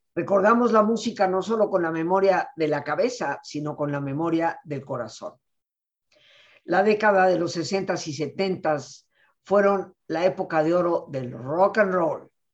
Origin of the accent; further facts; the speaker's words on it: Mexico; mi cultura mexicana